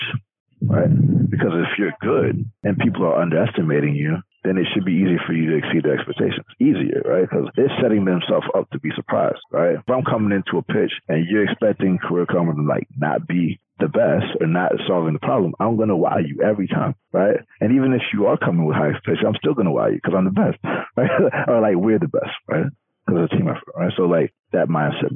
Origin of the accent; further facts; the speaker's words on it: Atlanta, Georgia, United States; I'm from Atlanta. Like, most of us are black out there